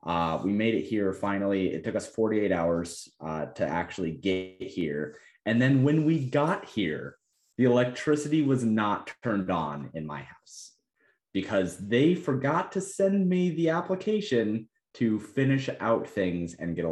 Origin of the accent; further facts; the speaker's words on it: Colorado, United States; And I'm like, I come from Colorado, bro.